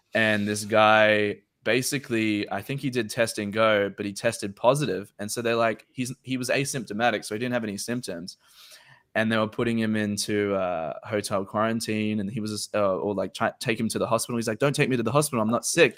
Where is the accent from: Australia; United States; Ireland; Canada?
Australia; me as an Australian citizen